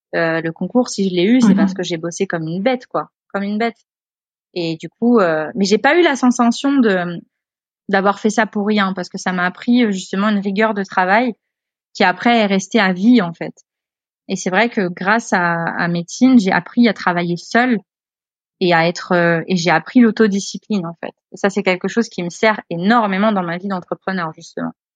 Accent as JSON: {"language": "French", "town": "Le Havre", "region": "Normandy", "country": "France", "tie": "born or raised there", "also_born_or_lived": "Réunion / Australia", "moved": "as an adult", "said": "avec ma mère, j'avais grandi euh, à la campagne, donc euh, j'étais native du Havre. Mais à partir de 13 ans, j'étais dans les terres"}